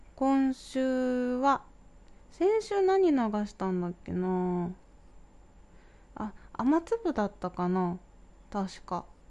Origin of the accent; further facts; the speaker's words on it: Kanagawa, Japan; 私は神奈川の出身なので